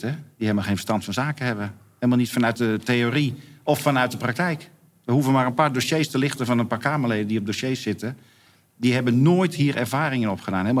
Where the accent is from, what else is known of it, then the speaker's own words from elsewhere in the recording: Netherlands; in eh, Luxemburg moest dan even, ga ik toch even tanken als Nederlander natuurlijk.